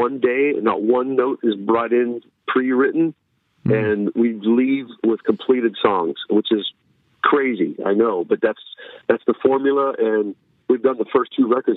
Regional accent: Pittsburgh, Pennsylvania, United States; moved away; I'm growing up in Pittsburgh

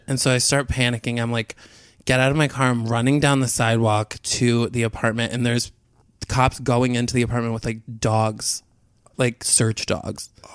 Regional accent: outside Albany, New York, United States; I'm from outside Albany

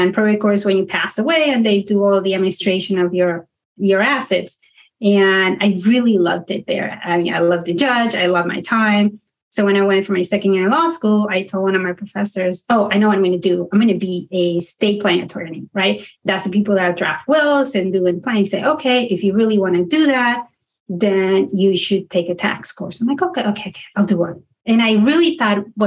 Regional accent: South Florida, United States; born or raised there; also born or lived in Panama / Denton, Texas

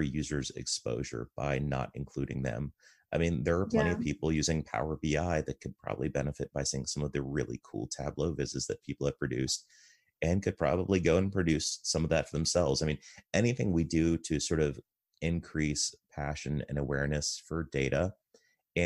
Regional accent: United States; I'm an American and I'm male and I'm married

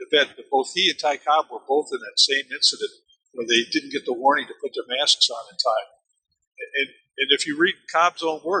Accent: Germany; I grew up in Germany and understood how Germans looked at baseball as being something from another planet.

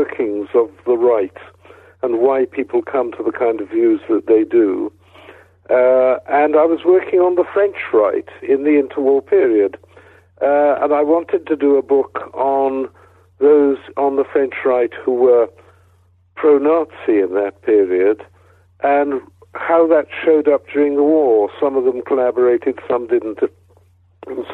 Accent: Wales, United Kingdom; moved away; also born or lived in Cambridge / Oxford / Cardiff / London; I come from Wales

